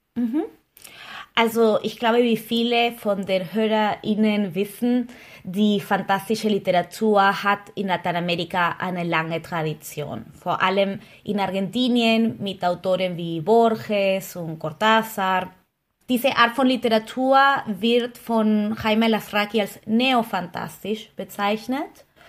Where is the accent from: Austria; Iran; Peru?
Peru; now in Berlin, Germany; ich komme aus Peru